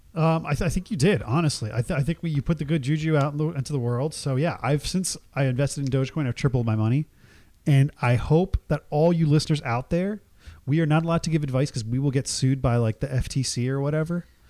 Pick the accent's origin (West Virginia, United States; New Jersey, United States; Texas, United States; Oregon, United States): New Jersey, United States; Jersey Shore; growing up in the Jersey Shore